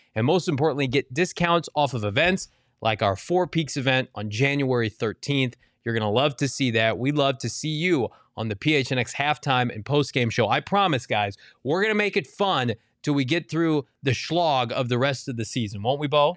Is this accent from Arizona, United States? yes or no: yes; Maricopa, Arizona, United States; My hometown, Maricopa, Arizona